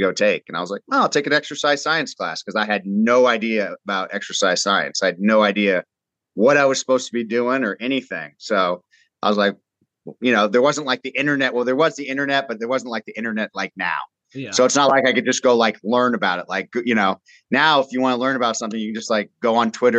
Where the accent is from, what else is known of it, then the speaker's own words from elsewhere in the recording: Southern California, United States; I grew up in Southern California